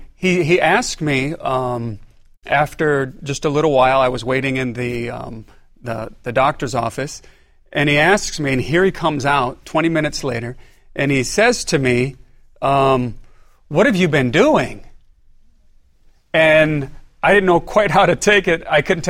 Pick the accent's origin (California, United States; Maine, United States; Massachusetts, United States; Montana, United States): California, United States; also born or lived in Philippines / Rapid City, South Dakota; I was born and raised in California.